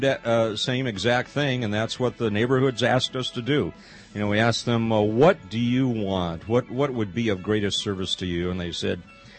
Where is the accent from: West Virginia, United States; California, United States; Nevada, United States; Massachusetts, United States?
California, United States; Los Angeles; I grew up in the Los Angeles area